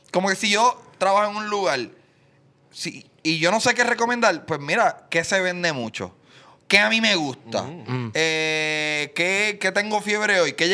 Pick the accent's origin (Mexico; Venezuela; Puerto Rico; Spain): Puerto Rico; Soy yo, porque soy puertorriqueño.